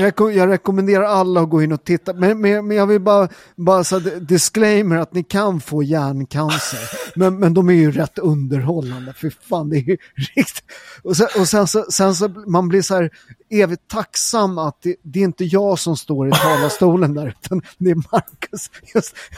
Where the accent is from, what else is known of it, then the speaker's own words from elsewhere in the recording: Sweden; jag är ju född i Sverige